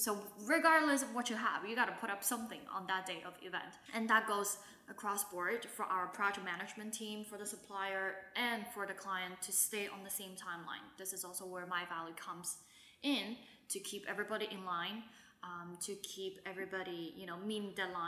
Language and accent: English; Shanghai, China; I'm thankful to have had the years of growing up in Shanghai, which gives me the language ability